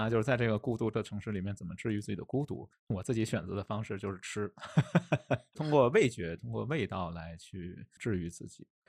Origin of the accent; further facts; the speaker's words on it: Beijing, China; moved away; also born or lived in Shenzhen; 我的家乡可能被大家认为也是一个美食荒漠吧，就北京可能也是一个美食沙漠，并没有什么北京美食。